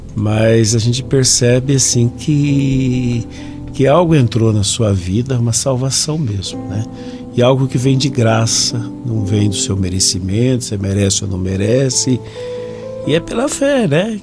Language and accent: Portuguese; Jacareí, São Paulo, Brazil; eu sou de Jacareí